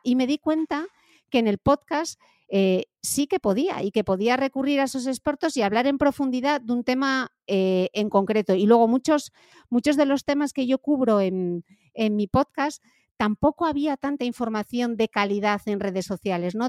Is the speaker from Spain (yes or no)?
yes; Gijón, Asturias, Spain; moved away as an adult; also born or lived in London; en Gijón, de donde soy yo, del norte de España